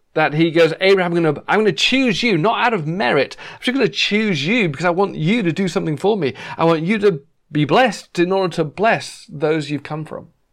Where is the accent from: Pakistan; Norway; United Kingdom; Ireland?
United Kingdom; England; moved away as an adult; now in Los Angeles, United States; we used to say a lot in England